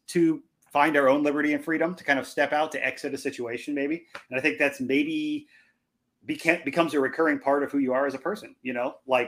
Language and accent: English; Illinois, United States; also born or lived in Iowa; I was born in Iowa, grew up in Illinois, just right on the other side over by the Mississippi River.